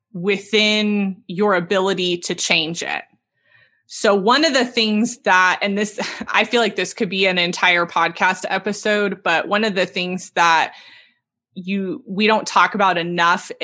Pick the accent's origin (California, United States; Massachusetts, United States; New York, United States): California, United States; Southern; I'm from Southern California